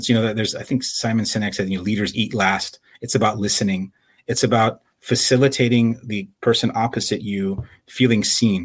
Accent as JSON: {"language": "English", "town": "Chicago", "region": "Illinois", "country": "United States", "tie": "born or raised there", "moved": "yes", "lives_now": "San Jose, United States", "said": "I'm the son of Iranian immigrants. I grew up in Chicago"}